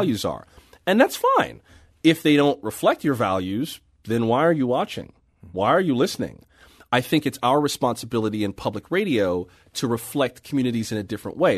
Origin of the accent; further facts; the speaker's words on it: Florida, United States; also born or lived in San Francisco; now in Washington, D.C., United States; I'm from Florida by way of San Francisco